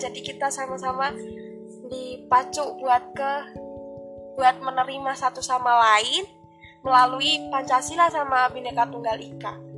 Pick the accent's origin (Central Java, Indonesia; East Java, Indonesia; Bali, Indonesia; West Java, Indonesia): Central Java, Indonesia; accent: Central Javanese; aku Jawanya Jawa Tengah